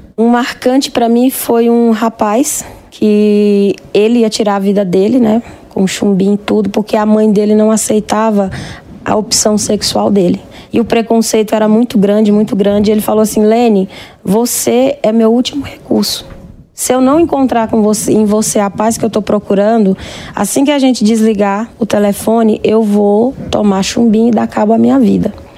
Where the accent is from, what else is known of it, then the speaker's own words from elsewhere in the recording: Paulo Ramos, Maranhão, Brazil; No Maranhão, eu sou nordestina, de Paulo Ramos.